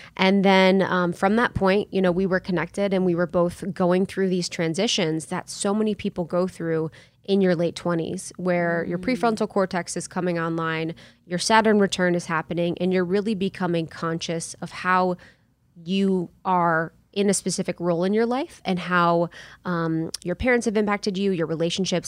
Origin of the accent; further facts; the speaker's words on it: Ohio, United States; moved away; also born or lived in New York; I'm from Ohio, small town, small town in Ohio